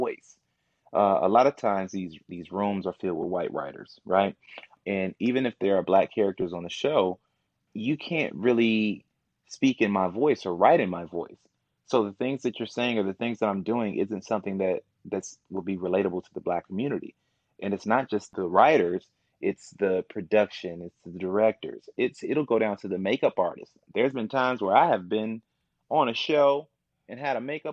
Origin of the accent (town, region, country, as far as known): Kankakee, Illinois, United States; born or raised there; also born or lived in Momence, Illinois; now in Chicago, United States